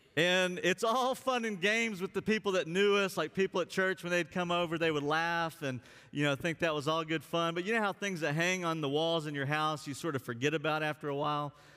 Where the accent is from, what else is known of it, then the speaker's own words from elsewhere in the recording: Alabama, United States; also born or lived in West Virginia; now in Texas, United States; someone who grew up in Alabama